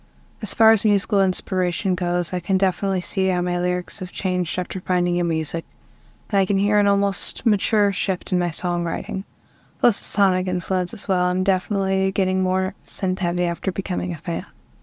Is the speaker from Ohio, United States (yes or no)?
yes; Ohio, United States; I'm from Ohio and I'm a singer-songwriter.